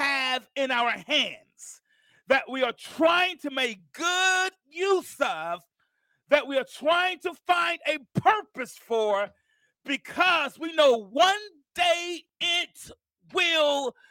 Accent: Mount Vernon, New York, United States; now in Alabama, United States; I'm from Mount Vernon, New York, and my grandmother lived here in Alabama

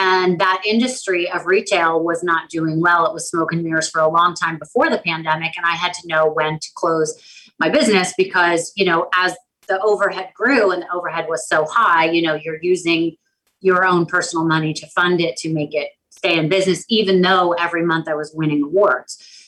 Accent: Anchorage, Alaska, United States; born there; I was born in Anchorage, Alaska, and I am currently living in between Palm Beach and New York City.

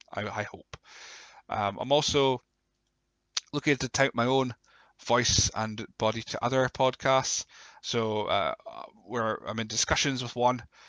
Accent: Scotland, United Kingdom; we're Scottish

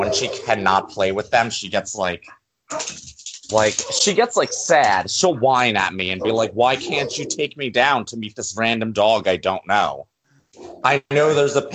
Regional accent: New Jersey, United States; From New Jersey

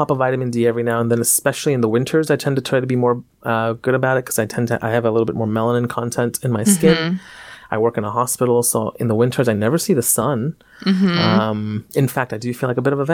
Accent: India; I'm from India. Everything we eat has turmeric in it.

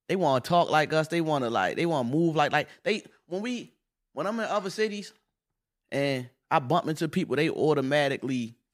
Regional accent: Baltimore, Maryland, United States; Say he knocked a nigga out or something, and I say I'm from Baltimore.

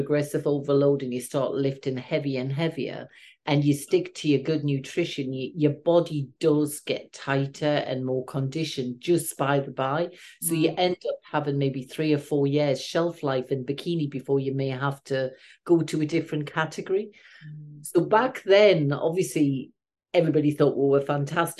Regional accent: the Northeast, North East England, United Kingdom; I'm from the Northeast

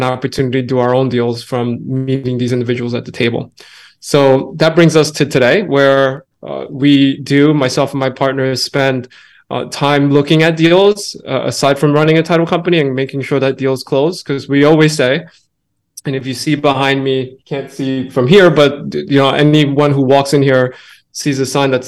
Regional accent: New York, United States; I'm born and raised in New York. I've been here all my life

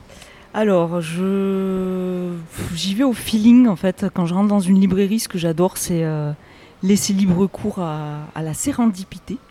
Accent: Rodez, Occitania, France; je viens de l'Aveyron

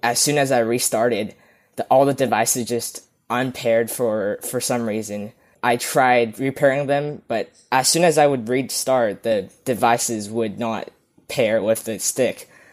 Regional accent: Vancouver, British Columbia, Canada; I'm from Vancouver, beautiful British Columbia, Canada

